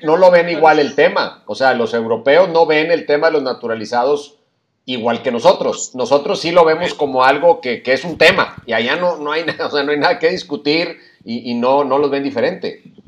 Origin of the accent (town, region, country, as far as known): Mexico